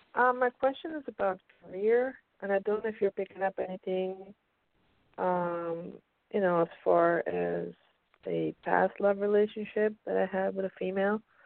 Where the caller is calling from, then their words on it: Pennsylvania, United States; I'm calling from Pennsylvania.